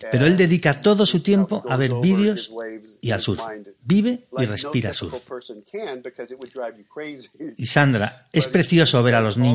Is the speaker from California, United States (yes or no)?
yes; San Diego, California, United States; Yo crecí con su madre en San Diego, salíamos juntos cuando teníamos